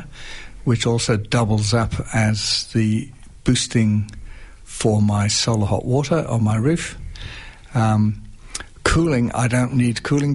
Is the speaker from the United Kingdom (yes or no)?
yes; United Kingdom; also born or lived in North Melbourne; now in Macedon Ranges, Australia; I'm British